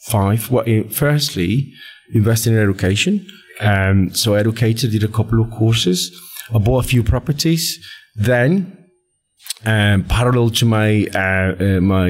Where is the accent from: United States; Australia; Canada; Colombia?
Colombia; moved away as an adult; now in United Kingdom; I'm from Colombia, born and raised in Colombia